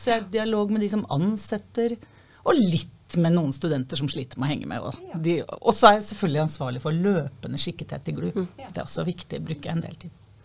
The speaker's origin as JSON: {"language": "Norwegian", "town": "Fredrikstad", "region": "Østfold", "country": "Norway", "said": "Jeg kommer fra Kråkerøy eh, i Fredrikstad"}